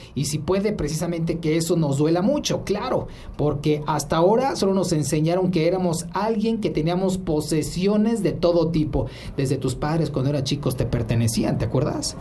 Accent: Mexico; tan cerca al vecino, pues ya sabes que somos la backyard de Estados Unidos

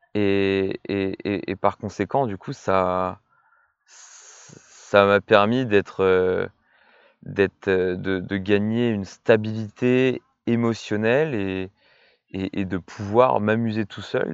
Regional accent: Orléanais, Centre-Val de Loire, France; also born or lived in Brittany; étant donné que l'on vient tous les deux de l'Orléanais

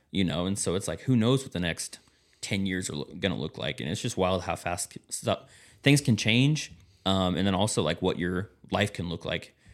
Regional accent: Kansas, United States; moved away; I'm from Kansas

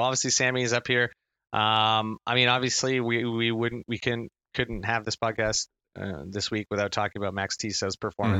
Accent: East Coast, Atlantic Canada, Canada; moved away; also born or lived in Halifax; I grew up on the East Coast. I went to university in Halifax.

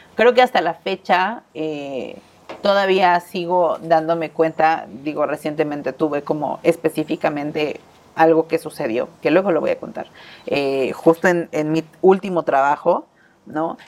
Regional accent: Mexico

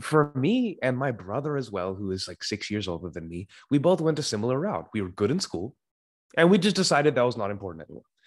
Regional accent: Sacramento, California, United States; I was born and still reside in Sacramento, California, U S A.

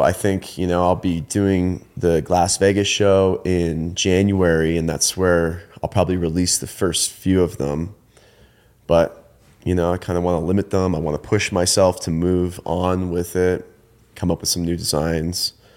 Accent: Ontario, Canada; moved away as an adult; also born or lived in Eugene, Oregon; I grew up in Canada, in, um, Ontario, Canada, and I went to school there

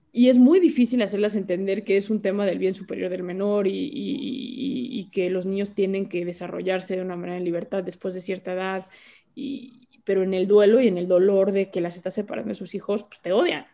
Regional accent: Mexico; soy mexicana

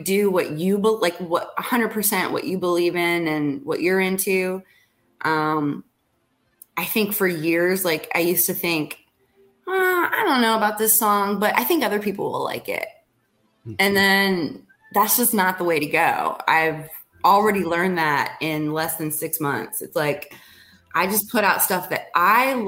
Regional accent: Blairsville, Pennsylvania, United States; now in Nashville, United States; my hometown. In Blairsville. So right. In Blairsville, Pennsylvania

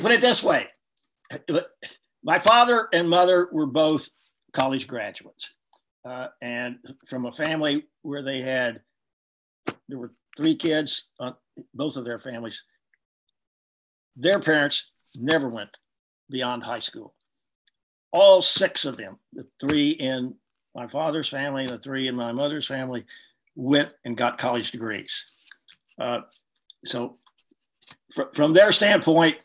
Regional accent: Harlingen, Texas, United States; I was born in the Rio Grande Valley of Texas, about 30 miles north of Brownsville on the Rio Grande River

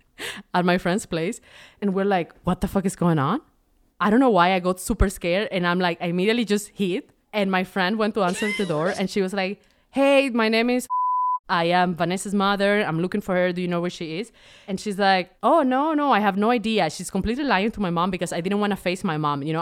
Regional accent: Venezuela; moved away; I'm from Venezuela.

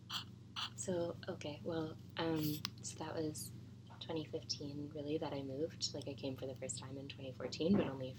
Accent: Halifax, Nova Scotia, Canada; moved away as an adult; I'm from Halifax and went to school there

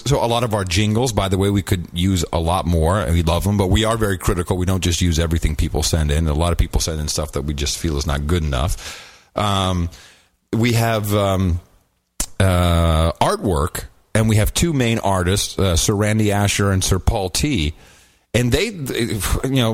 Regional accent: Amsterdam, North Holland, Netherlands; moved away; I grew up in Amsterdam.

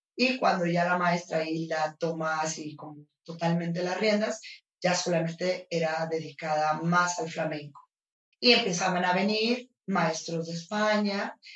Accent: Los Mochis, Sinaloa, Mexico; now in Guadalajara, Mexico; yo vivía en, Ciudad, de Los Mochis, en Sinaloa

